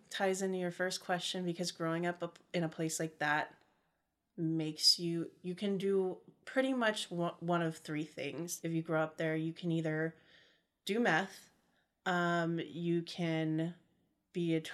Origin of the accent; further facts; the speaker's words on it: Modesto, California, United States; Um, Modesto, California. I hate admitting that.